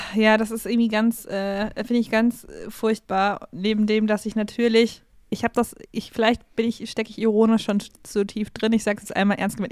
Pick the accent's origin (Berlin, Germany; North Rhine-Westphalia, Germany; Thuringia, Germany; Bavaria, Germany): Bavaria, Germany; Regensburg; ich bin ja born and raised in Regensburg